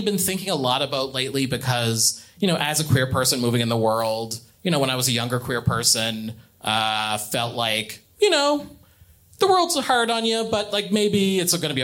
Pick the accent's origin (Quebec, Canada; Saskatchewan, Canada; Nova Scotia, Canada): Nova Scotia, Canada; Eastern Shore; also born or lived in Halifax; I'm from, I'm from the Eastern Shore